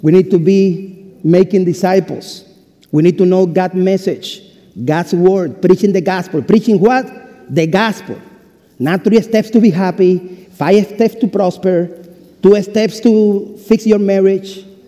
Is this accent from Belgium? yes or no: no; Cuba; English is a second language; moved away as an adult; also born or lived in Lexington, United States; now in United States; I am from Cuba and I was born May 25, 1974